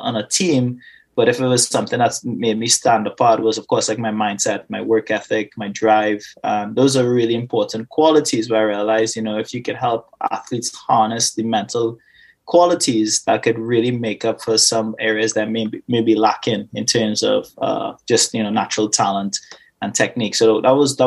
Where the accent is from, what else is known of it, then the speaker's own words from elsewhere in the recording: Trinidad & Tobago; moved away; I was born and raised Twin Islands of Trinidad and Tobago